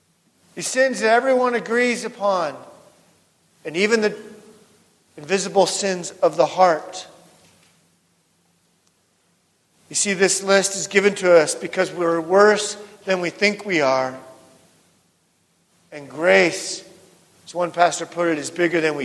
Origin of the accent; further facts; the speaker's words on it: West Coast, United States; moved away; also born or lived in North Dakota; I grew up on the West Coast